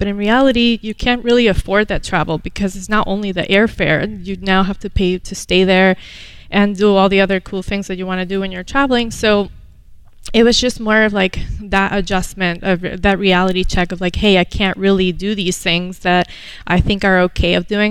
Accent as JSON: {"language": "English", "country": "Venezuela", "tie": "born or raised there", "moved": "as an adult", "lives_now": "United States", "said": "I was born here, moved to Venezuela when I was seven, and came back at the age of 19, ready for college"}